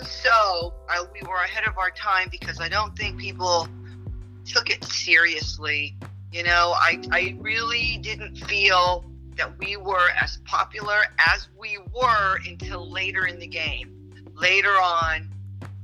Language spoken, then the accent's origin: English; Los Angeles, California, United States; I'm from Los Angeles.